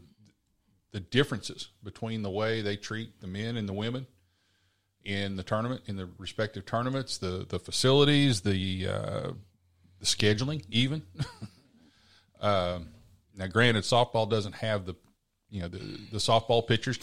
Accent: Oklahoma, United States; I grew up in Oklahoma

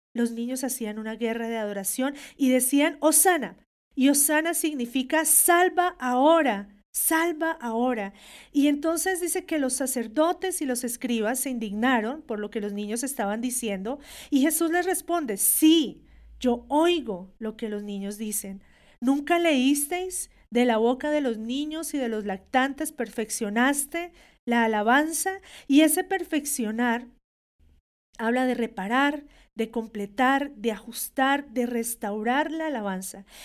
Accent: Colombia; como una hija de Dios que nació en Colombia

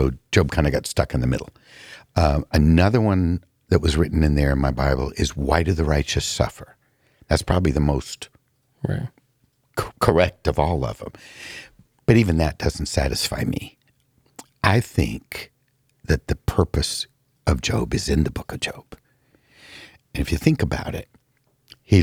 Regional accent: California, United States; moved away; Growing up in California

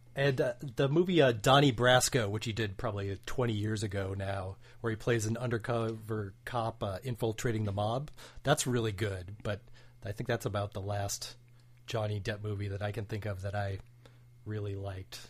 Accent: White Bear Lake, Minnesota, United States; I grew up in White Bear Lake, Minnesota

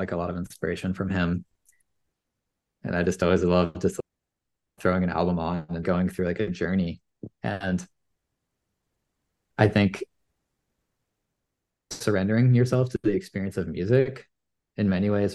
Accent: Maine, United States; born and raised in Maine, grew up spending a lot of time in my family business.

